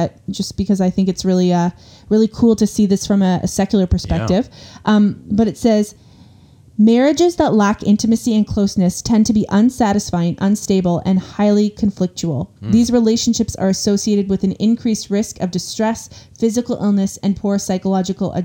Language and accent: English; Canada; We are Canadian